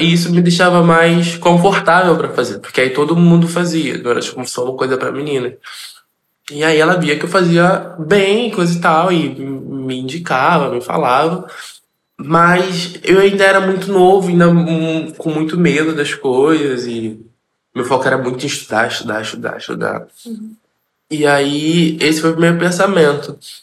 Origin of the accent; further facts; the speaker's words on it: Rio de Janeiro, Brazil; sou da favela do Jacaré, vim da favela do Jacaré, moro na favela do Jacaré